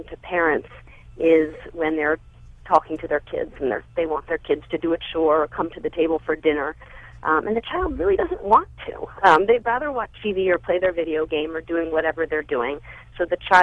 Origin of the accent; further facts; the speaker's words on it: Baltimore, Maryland, United States; now in Lehigh Valley, United States; I'm a little bit north of Philadelphia in the Lehigh Valley, originally from Baltimore.